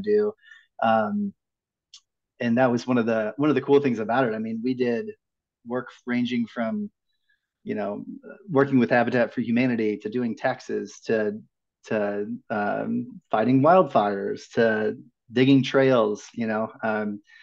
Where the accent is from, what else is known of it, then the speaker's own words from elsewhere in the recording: Midwest, United States; moved away; I grew up in the Midwest